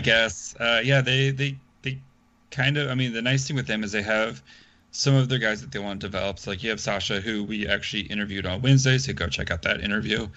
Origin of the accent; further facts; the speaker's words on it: the South, United States; I'm from the South